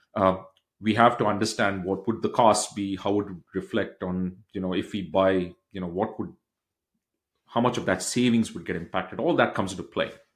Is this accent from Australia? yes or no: no; Bangalore, Karnataka, India; moved away as an adult; now in United States; I grew up in a state in India called as Bangalore, which is south of India